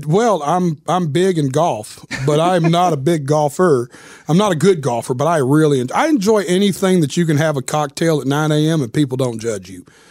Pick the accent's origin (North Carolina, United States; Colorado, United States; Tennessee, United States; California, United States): Tennessee, United States; Nashville; I was born and raised right here in Nashville